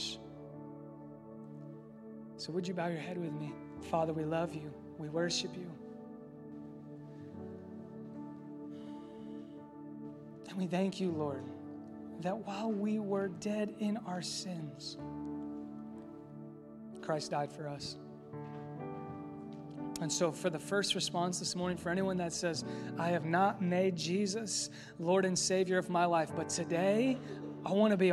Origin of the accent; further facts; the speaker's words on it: Indianapolis, Indiana, United States; I'm from Indy